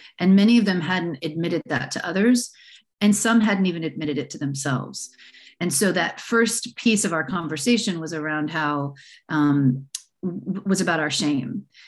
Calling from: San Francisco, California, United States; I'm calling in from the San Francisco Bay Area. And I am a bit of a rare bird in that my family is fourth generation from San Francisco.

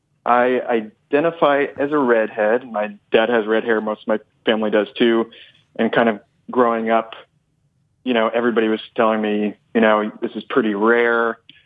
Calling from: Brooklyn, New York, United States; I am wearing blue jeans, and me and my jeans are in Dumbo, Brooklyn.

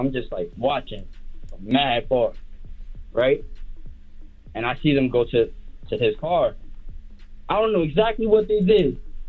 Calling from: Flushing, New York, United States; I'm calling from Flushing.

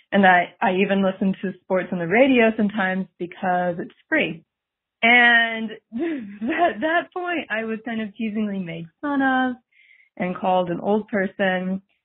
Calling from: St. Louis, Missouri, United States; I'm calling from St. Louis

